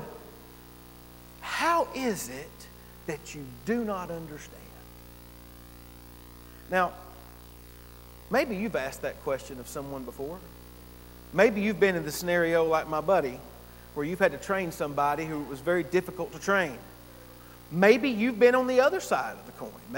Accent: Gainesville, United States; I had moved back to my hometown up in Gainesville

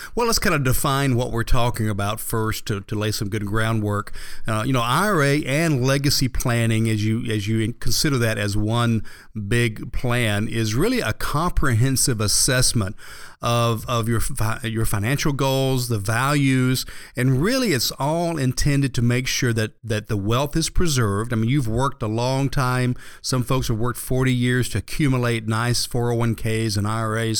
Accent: Atlanta, Georgia, United States; I was born and raised here in Atlanta

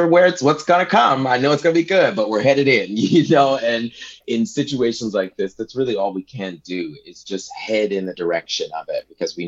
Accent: Detroit, Michigan, United States; also born or lived in New Mexico / Dallas, Texas; now in Central Coast, California, United States; I was born and raised in Detroit, Michigan

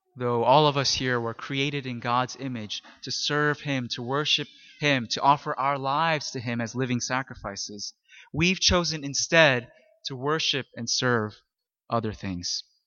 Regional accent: Philadelphia, Pennsylvania, United States; I come from Philly

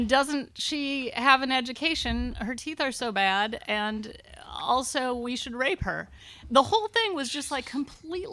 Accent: United States; As a woman growing up in America

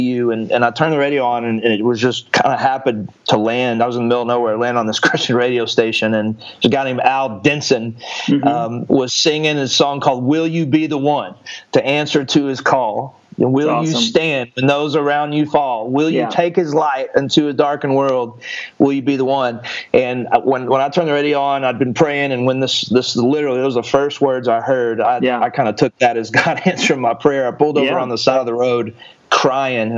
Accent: Athens, Texas, United States; I was born in just a little small town in East Texas called Athens, Texas, and grew up there

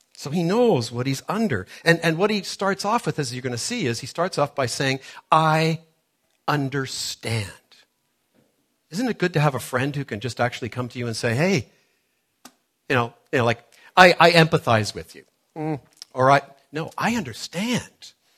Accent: Toronto, Ontario, Canada; moved away; growing up in Toronto, which is where I grew up many years ago

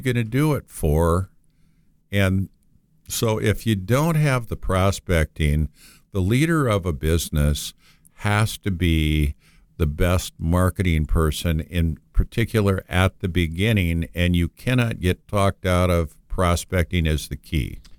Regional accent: Moorhead, Minnesota, United States; I'm originally from Moorhead, Minnesota, which is a small town right next to Fargo, North Dakota

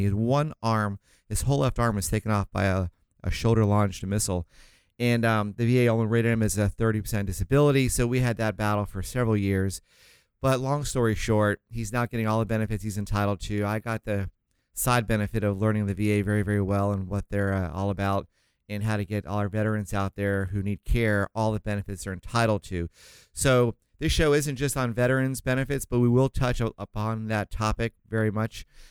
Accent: St. Augustine, Florida, United States; now in Southern California, United States; I was raised in Saint Augustine

